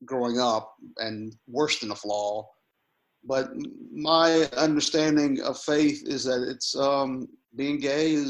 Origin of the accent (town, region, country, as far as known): Memphis, Tennessee, United States; born or raised there